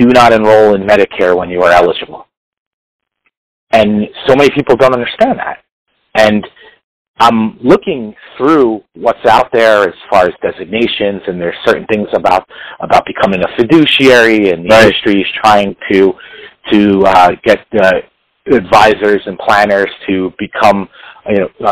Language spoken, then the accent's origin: English; New York City, New York, United States; accent: New York; you could probably tell by my accent, I'm a New York City area guy